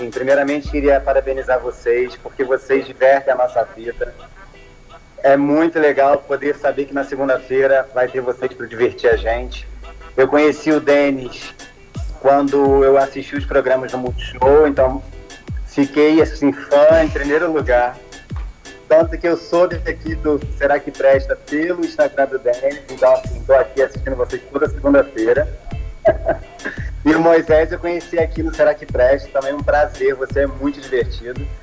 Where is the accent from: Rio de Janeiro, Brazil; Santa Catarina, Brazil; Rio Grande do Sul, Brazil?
Rio de Janeiro, Brazil; Então, eu sou do Rio de Janeiro.